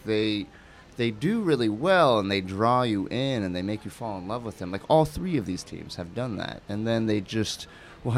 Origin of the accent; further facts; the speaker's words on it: Cleveland, Ohio, United States; moved away; also born or lived in New York City / Toledo, Ohio; we moved from New York to Toledo, then we moved from Toledo to Cleveland. And even within Cleveland, I changed schools multiple times, from fourth to fifth grade, then to sixth grade, then again from eighth grade to ninth grade